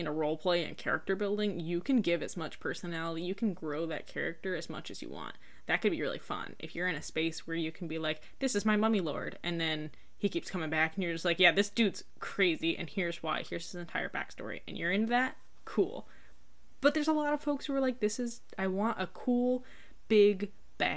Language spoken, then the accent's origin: English; United States; As an American, like, I'm used to, I grew up with a lot of fairy tales